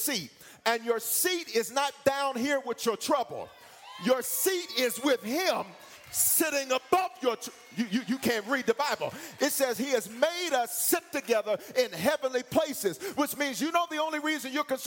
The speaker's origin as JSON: {"language": "English", "region": "the South", "country": "United States", "said": "I'm from the South, and in the South, we don't say, have your seat."}